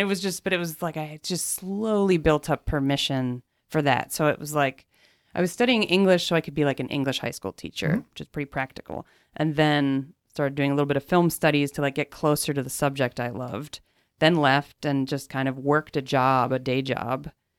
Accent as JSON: {"language": "English", "town": "Bethlehem", "region": "Pennsylvania", "country": "United States", "tie": "born or raised there", "said": "Bethlehem, Pennsylvania."}